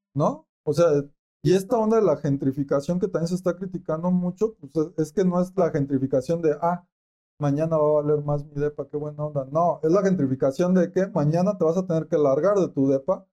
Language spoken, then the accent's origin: Spanish; Michoacán, Mexico; Yo que soy de Michoacán, aguacatero.